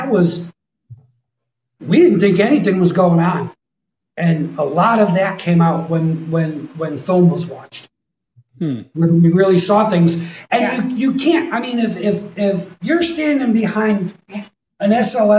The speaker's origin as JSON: {"language": "English", "region": "Connecticut", "country": "United States", "tie": "born or raised there", "moved": "as an adult", "lives_now": "Mineral Wells, United States"}